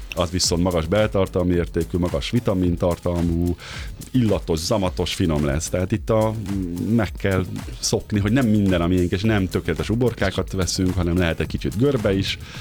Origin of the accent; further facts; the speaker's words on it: Great Hungarian Plain, Hungary; now in Budapest, Hungary; Én is Alföldi vagyok egyébként, anyukám egy kertjében mindig kapáltattak bennünket